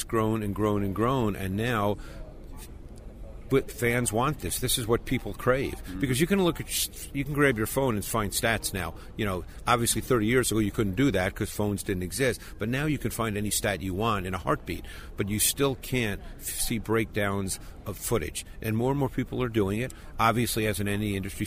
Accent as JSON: {"language": "English", "town": "New York City", "region": "New York", "country": "United States", "tie": "born or raised there", "said": "I grew up in Queens in New York"}